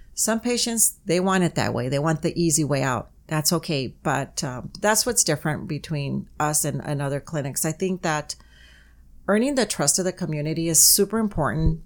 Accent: Calexico, California, United States; moved away as an adult; also born or lived in Mexicali, Mexico; now in San Diego, United States; i'm originally from uh, Calexico, California. I was born in Mexicali. I'm class of 81. I left here in 84

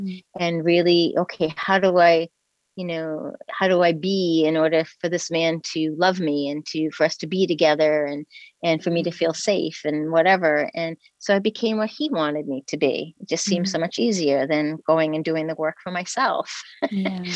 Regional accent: New England, United States; I'm from the New England area in the United States and on the coast, and we camped on the beach every summer

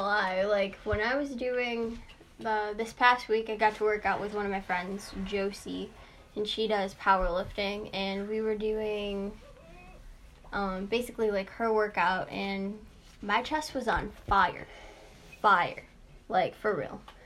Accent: Chicago, Illinois, United States; I'm from Chicago.

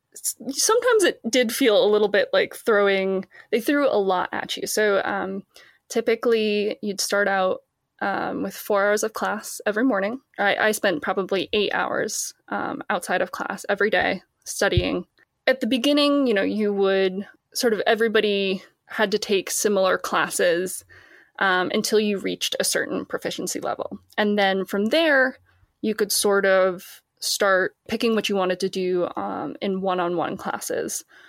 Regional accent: Boston, Massachusetts, United States; I'm from Boston, Massachusetts

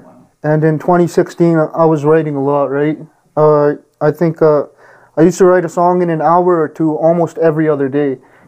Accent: Calgary, Alberta, Canada; I was born and raised in Calgary. I was born at Peter Lougheed.

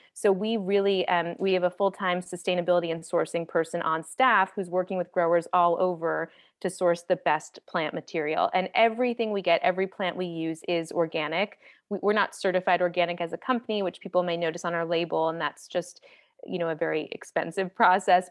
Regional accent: East Coast, United States; moved away as an adult; now in Los Angeles, United States; I'm from the East Coast and I was living there, and I moved to Los Angeles

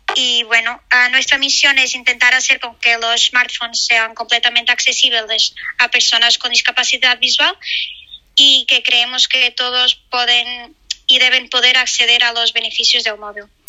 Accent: Portugal; Spanish is a second language; moved away; also born or lived in Spain; soy portuguesa, pero he vivido en España

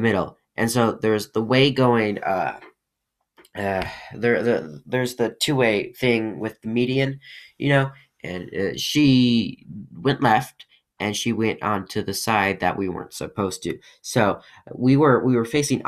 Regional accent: Colorado, United States; also born or lived in Russia; I live in Colorado. I was adopted from Russia at 2 years old

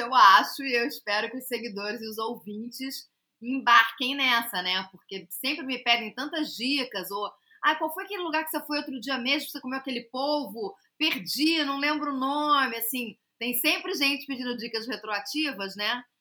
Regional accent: Rio de Janeiro, Brazil; que eu sou carioca

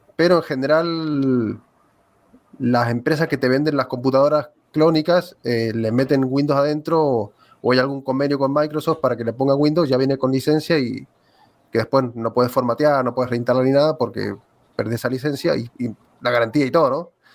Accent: Argentina; soy de aquí de Argentina.

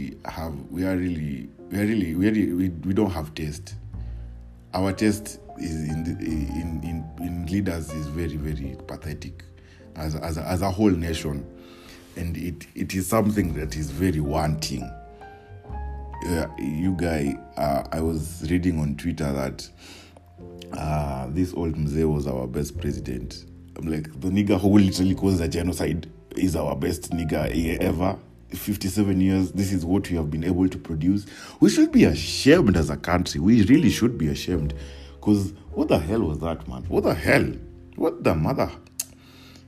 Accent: Nairobi, Kenya; I was living in Woodley Estate, just close to Kibera. We had moved from Kibera

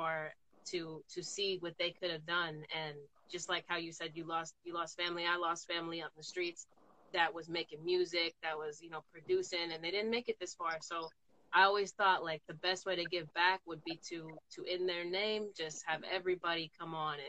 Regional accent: South San Francisco, California, United States; now in Seattle, United States; I'm from South City, California.

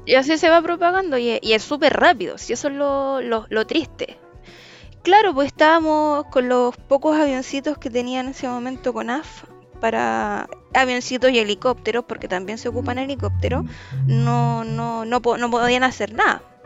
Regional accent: Santiago, Santiago Metropolitan Region, Chile; yo y el José, que somos típicos santiaguinos

